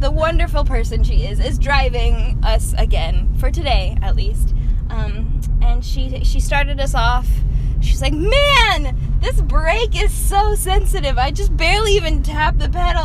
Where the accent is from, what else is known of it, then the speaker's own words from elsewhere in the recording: Texas, United States; I'm the one from Texas.